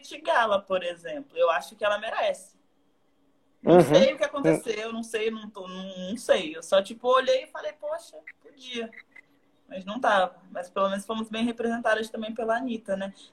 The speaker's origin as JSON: {"language": "Portuguese", "region": "Rio de Janeiro", "country": "Brazil", "tie": "born or raised there", "said": "Eu falei, ih, garoto, eu aí me respeita, que eu sou cria da RJ."}